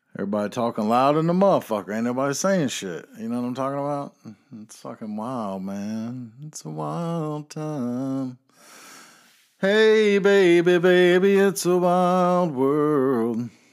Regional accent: North Carolina, United States; I am from North Carolina

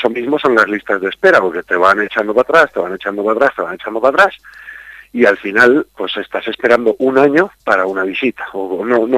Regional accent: Castilla-La Mancha, Spain; los castellanos manchegos ahora mismo somos españoles de segunda categoría

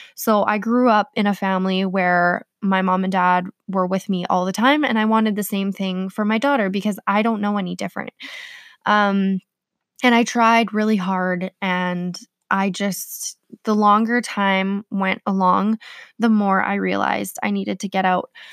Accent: Manitoba, Canada; So, I was born in Manitoba. Um, I'm a Canadian girl.

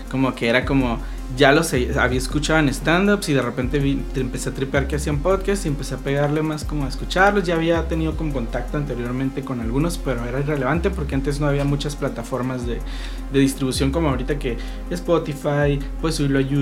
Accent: Tijuana, Baja California, Mexico; por más tijuanense que sea

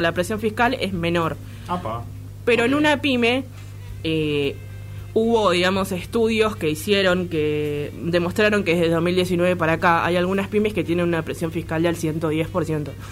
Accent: Argentina; nos afecta como argentinos

